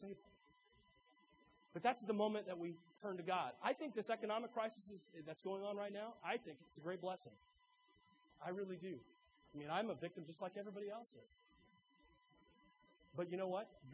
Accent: Arthur, Illinois, United States; I grew up in Arthur, Illinois, the heart of Illinois Amish country

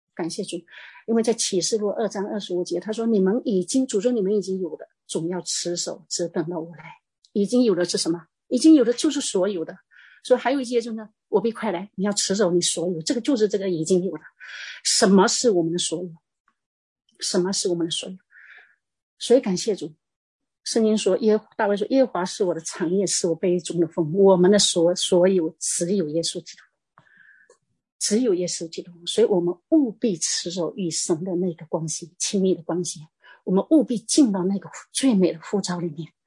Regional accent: Fujian, China; 我是，我是福建的

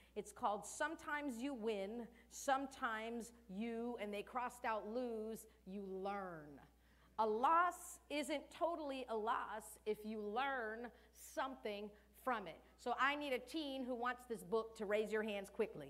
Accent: United States; first language Cape Verdean Creole; English is a second language; I'm what you would call second generation because my parents were born there, but I was born in the United States

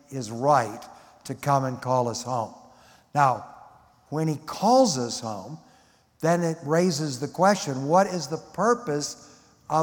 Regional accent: Detroit, Michigan, United States; I grew up in Detroit in a non-believing home

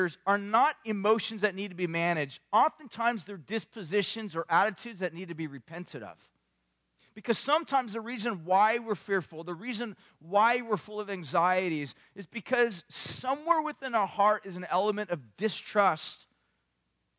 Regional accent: Southern California, United States; I grew up in Southern California

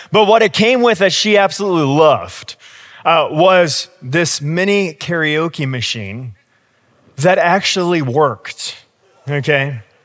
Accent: United States; I'm also American

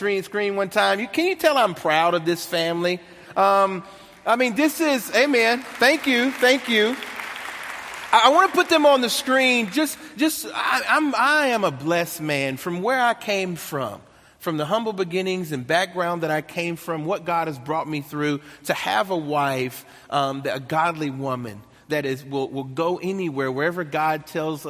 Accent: Nashville, Tennessee, United States; accent: country twang; I was born and raised in Nashville, Tennessee. That's the country twang you hear right there

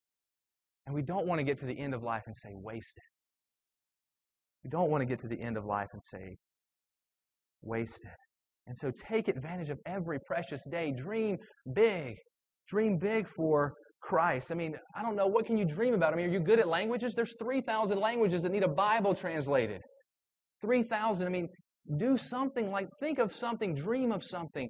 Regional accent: South Carolina, United States; I grew up in South Carolina

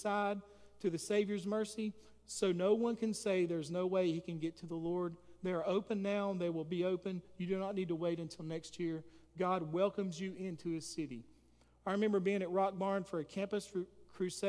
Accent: Hiddenite, North Carolina, United States; I grew up in Hidden Eye

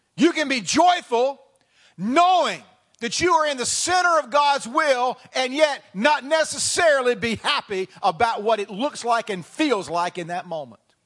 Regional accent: the South, United States; moved away; I come from the South

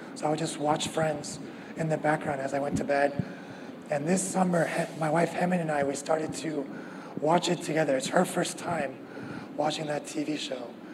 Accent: the Bay Area, California, United States; moved away as an adult; also born or lived in Davis; now in Orange County, United States; I grew up in the Bay Area, um, and I went to school at UC Davis

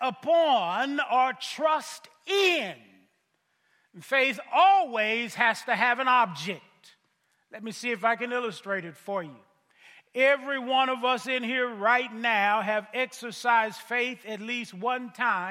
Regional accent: Missouri, United States; I'm from Missouri. The motto of my state is the show me state

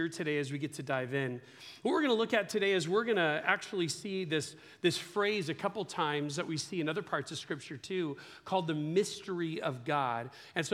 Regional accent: Ukiah, California, United States; We grew up in Ukiah

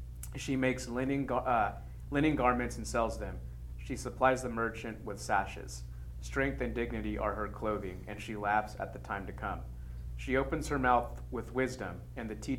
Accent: California, United States; moved away; also born or lived in the South; I didn't grow up in the South. I grew up in California

